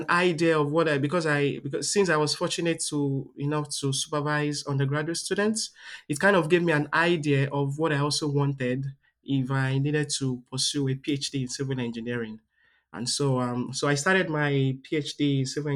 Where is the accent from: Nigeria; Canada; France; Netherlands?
Nigeria; southwestern Nigeria; moved away as an adult; now in Delaware, United States; I'm from the southwestern part of Nigeria.